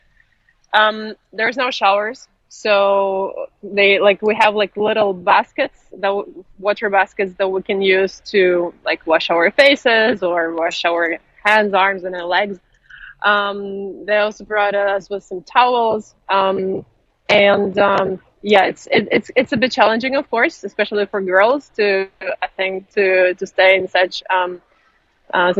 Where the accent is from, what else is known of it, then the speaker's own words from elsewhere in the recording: Ukraine; now in China; because I'm Ukrainian, I'm from Ukraine